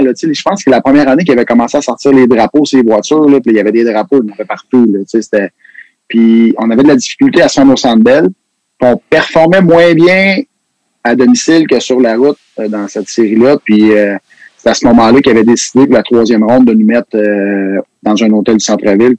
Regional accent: Quebec, Canada; on est des Québécois

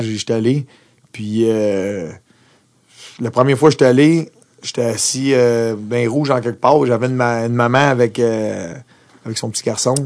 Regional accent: Montreal, Quebec, Canada; also born or lived in Austria; Moi, je viens de Montréal

